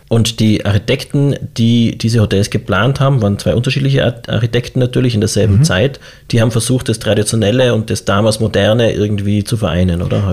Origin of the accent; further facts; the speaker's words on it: Tyrol, Austria; als Tiroler